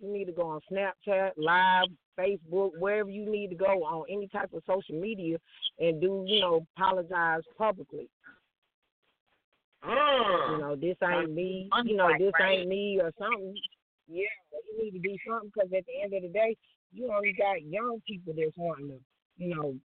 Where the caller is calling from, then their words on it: Lithonia, Georgia, United States; Lithonia, Georgia.